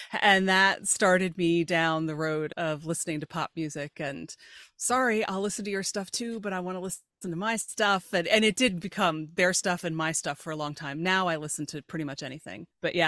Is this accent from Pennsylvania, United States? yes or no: yes; York, Pennsylvania, United States; born or raised there